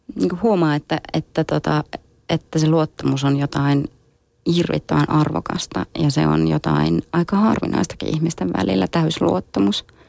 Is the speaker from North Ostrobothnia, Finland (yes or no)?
no; Kajaani, Kainuu, Finland; mä oon syntynyt Kajaanissa